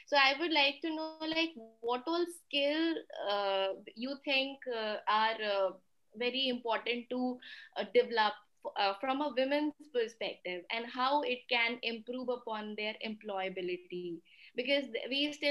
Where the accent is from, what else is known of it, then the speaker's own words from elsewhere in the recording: North India, India; English is a second language; I'm from North and he's from South, and we barely understand each other's language.